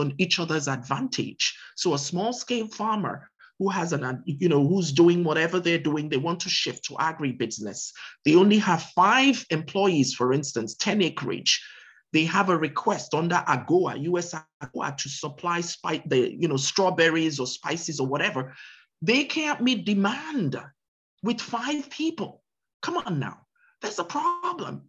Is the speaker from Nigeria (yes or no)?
yes; Nigeria; now in United States; I'm also a US citizen, of course, uh-huh. besides being a Nigerian citizen, but I've lived here forever.